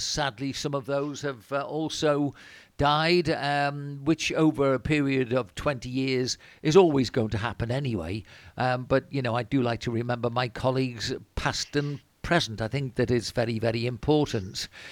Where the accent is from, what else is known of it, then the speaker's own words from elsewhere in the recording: Wirral, Liverpool area, North West England, United Kingdom; moved away as an adult; also born or lived in Cornwall; now in Spain; I come from Wirral and, uh, Liverpool area